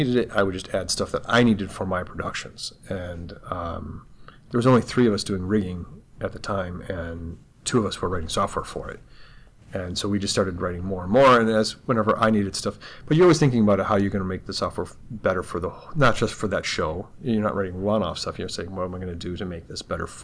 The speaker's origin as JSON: {"language": "English", "town": "Troy", "region": "Michigan", "country": "United States", "moved": "yes", "lives_now": "Los Angeles, United States", "said": "really from Troy"}